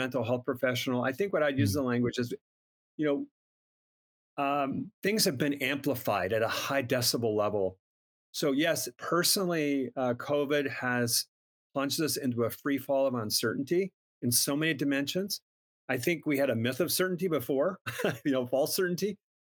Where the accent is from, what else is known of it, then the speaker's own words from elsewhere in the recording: Minnesota, United States; I'm from Minnesota, Minnesota kid.